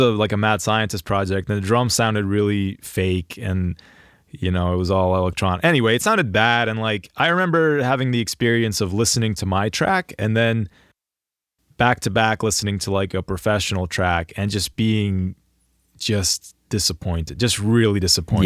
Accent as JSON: {"language": "English", "area": "Greater Philadelphia area", "region": "Pennsylvania", "country": "United States", "said": "I'm from the Greater Philadelphia area"}